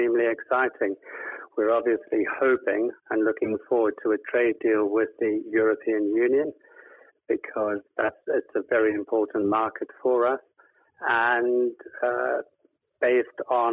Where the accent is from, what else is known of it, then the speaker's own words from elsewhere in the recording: South Africa; moved away as an adult; now in United Kingdom; I grew up and lived in South Africa most of my life, and we immigrated to the UK in 2007